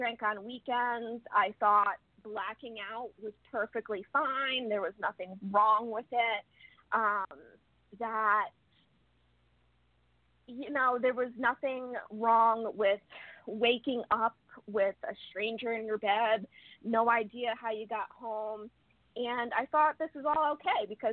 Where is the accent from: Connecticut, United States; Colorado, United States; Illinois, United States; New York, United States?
Connecticut, United States; also born or lived in Rhode Island; I grew up in Connecticut